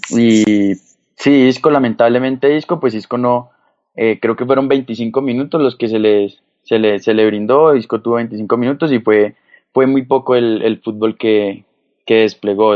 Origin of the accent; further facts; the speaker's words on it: Colombia; uno como colombiano